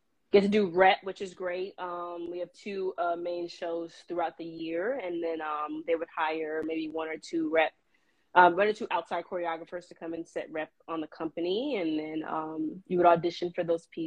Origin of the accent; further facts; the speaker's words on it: Florida, United States; moved away as an adult; I'm from Florida originally, so moving to another state was also a thing